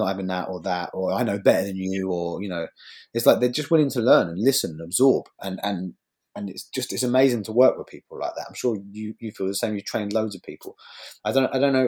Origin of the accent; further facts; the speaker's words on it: Bournemouth, South West England, United Kingdom; my hometown in Bournemouth